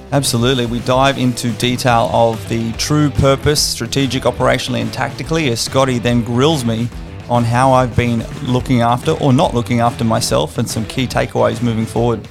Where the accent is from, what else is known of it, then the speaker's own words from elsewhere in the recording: Australia; an Australian citizen